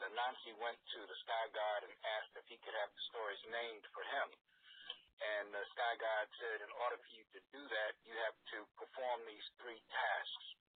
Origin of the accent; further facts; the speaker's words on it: New York, United States; moved away as an adult; also born or lived in St. Thomas, Virgin Islands / San Francisco; I grew up on 118th Street and Lenox Avenue